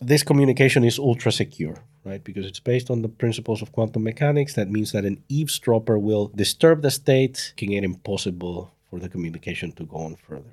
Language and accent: English; El Salvador; moved away as an adult; now in Netherlands; I come from El Salvador and now living in the Netherlands.